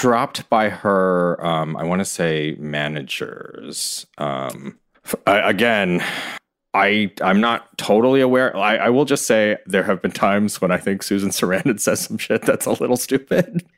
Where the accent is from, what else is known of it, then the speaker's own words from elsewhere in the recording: Ann Arbor, Michigan, United States; moved away as an adult; also born or lived in New York; I grew up in Ann Arbor